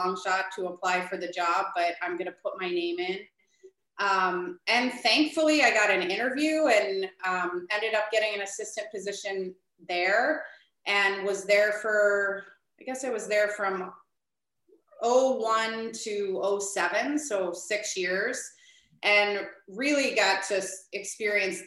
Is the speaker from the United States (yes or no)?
yes; Midwest, United States; also born or lived in Minnesota; now in Chicago, United States; I'm originally from the Midwest